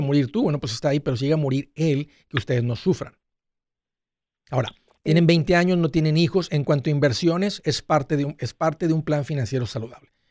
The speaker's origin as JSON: {"language": "Spanish", "town": "Matamoros", "region": "Tamaulipas", "country": "Mexico", "tie": "born or raised there", "also_born_or_lived": "South Padre Island, Texas", "said": "yo, crecí en Matamoros, en la playa Bagdad, y luego del lado americano en South Padre Island"}